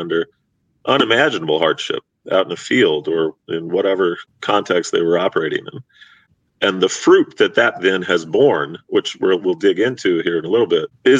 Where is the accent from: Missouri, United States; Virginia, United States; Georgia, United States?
Missouri, United States; moved away as an adult; now in Los Angeles, United States; I'm from the Midwest. I'm from a border state, Missouri.